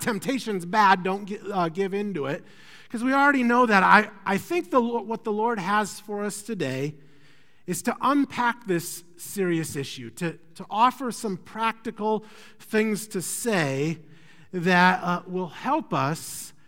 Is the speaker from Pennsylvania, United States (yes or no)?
no; Iowa, United States; moved away; I'm from Iowa